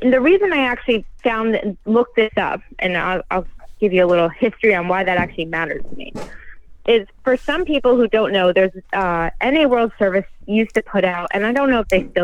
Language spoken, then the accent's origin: English; New Jersey, United States; I'm from New Jersey